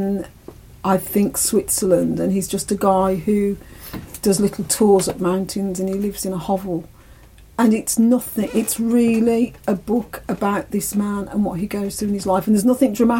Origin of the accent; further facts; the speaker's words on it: Ireland; I'm Irish, I'm an Irish citizen